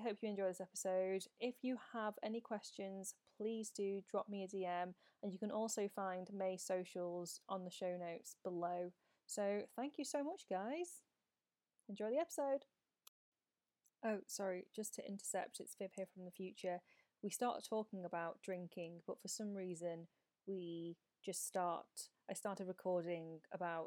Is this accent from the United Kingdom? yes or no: yes; the North of England, United Kingdom; accent: Northern; I obviously have my Northern accent.